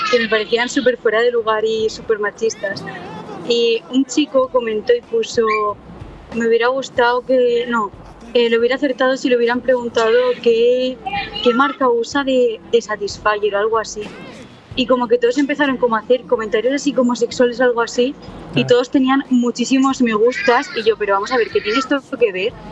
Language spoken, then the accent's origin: Spanish; Alicante, Valencian Community, Spain; now in Madrid, Spain; yo soy de, yo soy de Alicante, pero ah. vivo aquí en Madrid porque estoy estudiando aquí, porque las oportunidades están aquí.